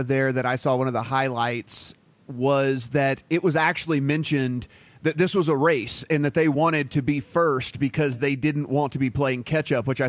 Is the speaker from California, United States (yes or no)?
no; Louisiana, United States; my home state, Louisiana